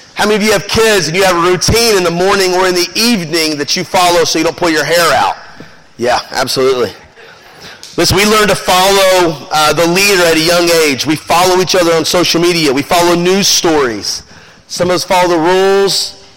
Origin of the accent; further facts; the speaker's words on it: Memphis, Tennessee, United States; we're from Memphis